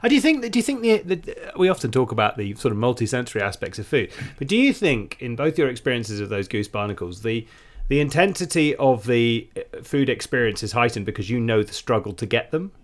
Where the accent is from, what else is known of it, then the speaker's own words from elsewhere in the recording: United Kingdom; we're British